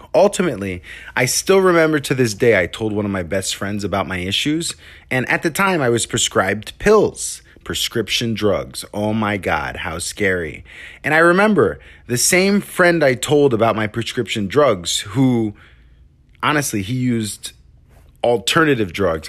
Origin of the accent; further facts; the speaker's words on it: New York, United States; where I'm from in New York is a really elite place